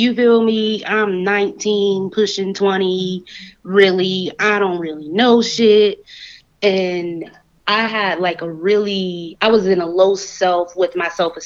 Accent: Southern Georgia, United States; moved away as an adult; also born or lived in Atlanta, Georgia; now in Las Vegas, United States; I'm a Southern girl. I grew up in Southern Georgia.

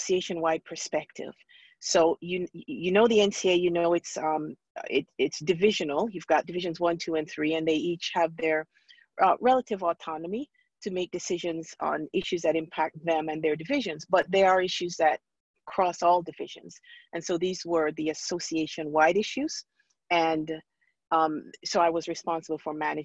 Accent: Montego Bay, Jamaica; moved away as an adult; also born or lived in New York / Maryland / Kansas City; I'm originally from Montego Bay, Jamaica. And so I came to this country, I moved to New York, and then I was down in Maryland

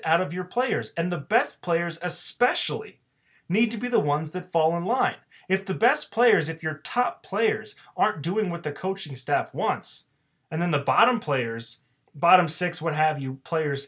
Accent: Arizona, United States; growing up in Arizona and playing hockey my entire life

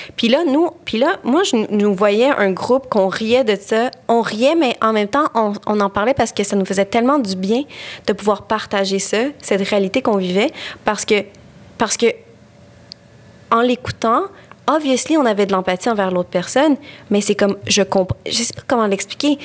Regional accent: Quebec, Canada; je suis québécoise, je suis ici, je suis québécoise

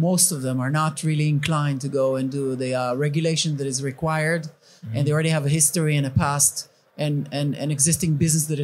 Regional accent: England, United Kingdom; I'm from England

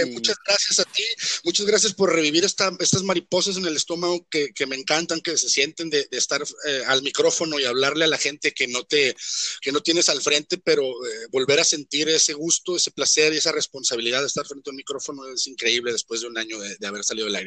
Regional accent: Mexico; todos somos mexicanos

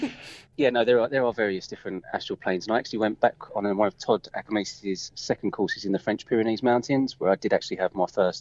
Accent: London, United Kingdom; I'm from London, the UK, and I teach people in energies.

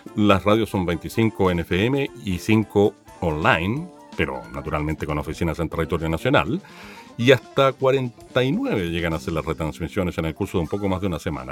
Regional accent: Chile

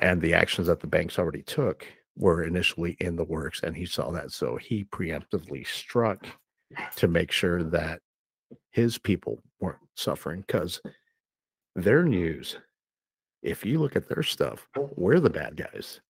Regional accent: United States; I'm an American citizen

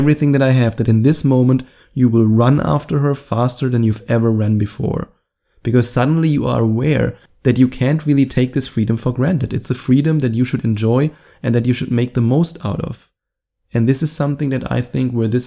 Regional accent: Germany; accent: German; my German accent

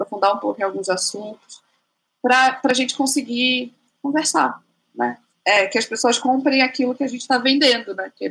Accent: Rondônia, Brazil; moved away; porque eu sou rondoniense. Então, quando eu morava em Rondônia, era tipo outra, outra história, assim, outra vida, né?

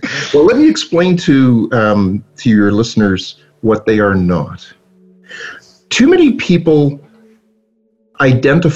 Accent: Toronto, Ontario, Canada; I was born in Toronto, and I was brought home, but I didn't know I was a Canadian

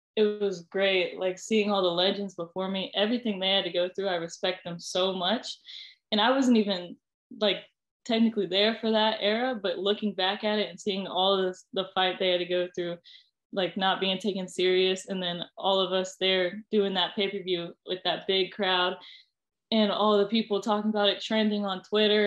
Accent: Ohio, United States; I was from Ohio

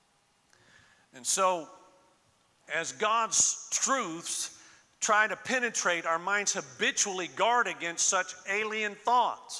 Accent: Florida, United States; moved away; I was born and raised in Florida. So I was born and raised on the Gulf side

